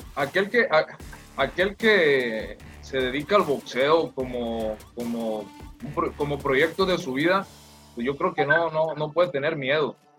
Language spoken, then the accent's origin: Spanish; Culiacán, Sinaloa, Mexico; yo soy de acá de Culiacán, acá eh, eh, vivo, aquí es mi familia